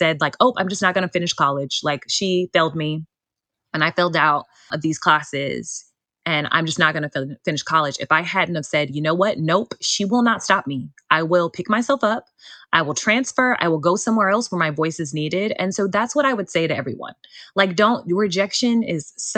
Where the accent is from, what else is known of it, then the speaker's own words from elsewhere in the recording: Gary, Indiana, United States; also born or lived in Hobart, Indiana / Wilmington, North Carolina; now in North Carolina, United States; I grew up in Gary, but I went to school in the Maryville, like Hobart area